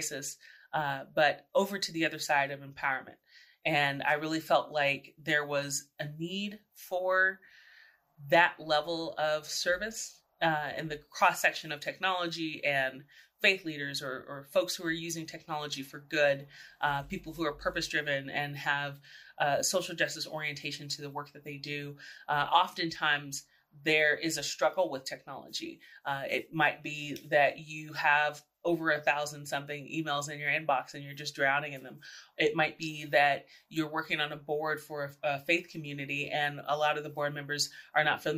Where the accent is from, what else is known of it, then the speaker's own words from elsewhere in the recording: San Antonio, Texas, United States; moved away as an adult; also born or lived in New York City; I was born and raised in San Antonio, Texas, the oldest of four kids.